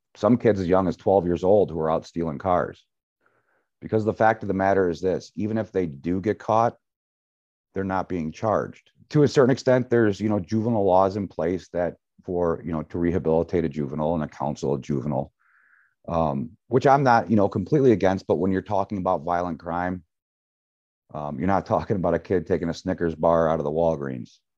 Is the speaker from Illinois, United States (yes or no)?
yes; Libertyville, Illinois, United States; also born or lived in Knollwood, Lake Bluff; Raised in Libertyville